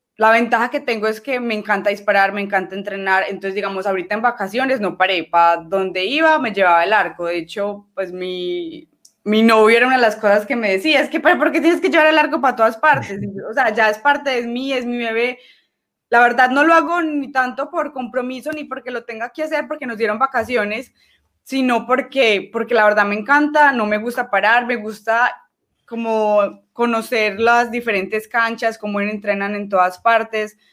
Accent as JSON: {"language": "Spanish", "town": "Medellín", "region": "Antioquia", "country": "Colombia", "said": "Yo soy de Medellín, que el departamento es Antioquia"}